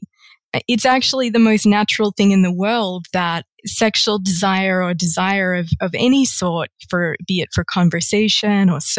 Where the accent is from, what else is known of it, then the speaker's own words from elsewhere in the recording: Australia; my home country of Australia